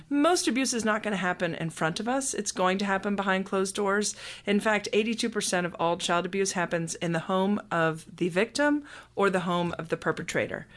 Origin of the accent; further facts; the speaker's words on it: Scotland, United Kingdom; also born or lived in United States; now in Atlanta, United States; I was born in Scotland and was raised there until we moved to the United States